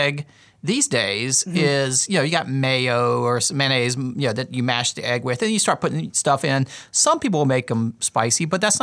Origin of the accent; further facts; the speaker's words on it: the South, United States; I grew up in the South